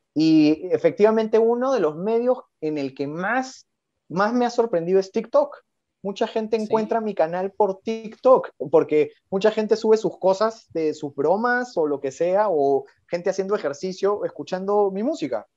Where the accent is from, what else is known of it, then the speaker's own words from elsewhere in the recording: Lima, Peru; soy guitarrista de Lima, Perú